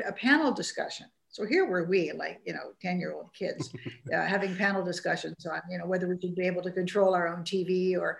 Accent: Vancouver, British Columbia, Canada; I grew up in Vancouver, which wasn't certainly at the heart of national politics

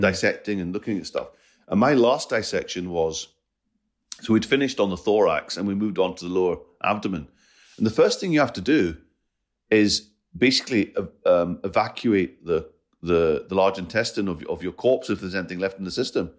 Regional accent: Scotland, United Kingdom; I, I'm Scottish and Punjabi.

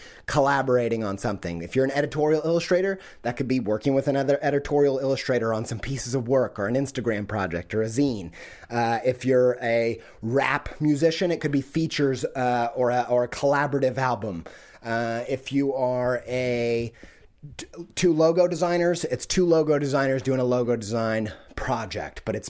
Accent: Midwest, United States; I'm from the Midwest.

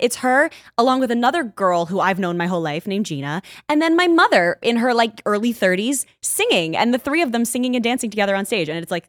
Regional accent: New Jersey, United States; I'm originally from Jersey, although, so my family's from New York. I don't remember Jersey super well.

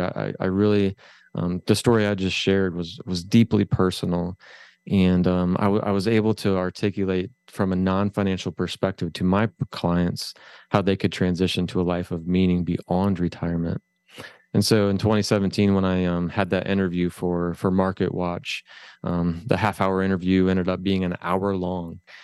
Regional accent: Findlay, Ohio, United States; I'm from Northwest Ohio, a little c, little town called Findlay

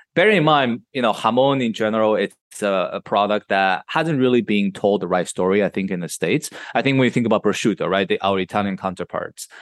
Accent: Madrid, Community of Madrid, Spain; moved away as an adult; now in New York, United States; I was raised in Madrid, which is the capital, right in the middle of Spain

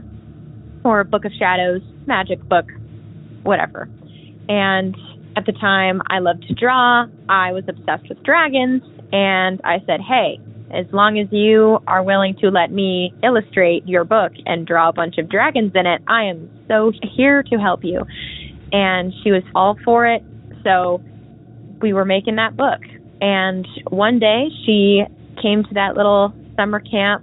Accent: Northern California, United States; I was born and raised in Northern California

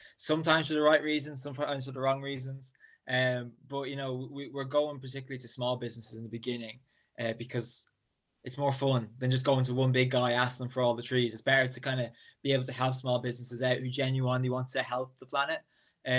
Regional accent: near Drogheda, County Louth, Ireland; I'm from County Louth, smallest county in Ireland in the northeast, about half an hour north of Dublin, roughly, near the town of Drogheda.

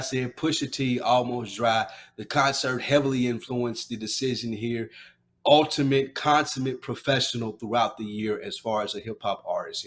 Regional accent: the South, United States; I'm from down south

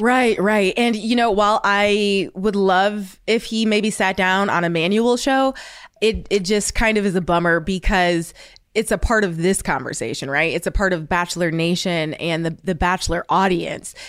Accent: Ohio, United States; I'm from Ohio, and I, you know, I went to an all-white school

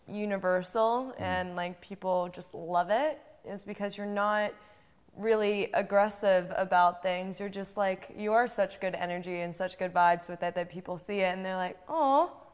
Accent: Pennsylvania, United States; I was born in Pennsylvania

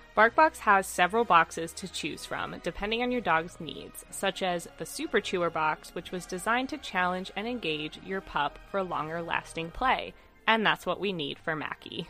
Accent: California, United States; my hometown where I grew up. It's not where I live now

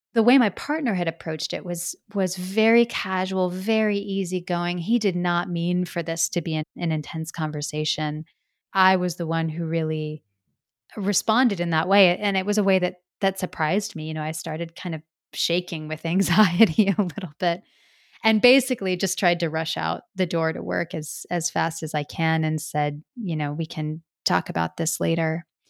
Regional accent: Midwest, United States; growing up in the Midwest

